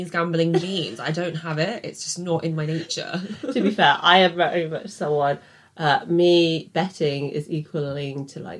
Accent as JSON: {"language": "English", "town": "Oxford", "region": "South East England", "country": "United Kingdom", "tie": "born there", "said": "So Oxford, I was born in Oxford, and they're like, huh?"}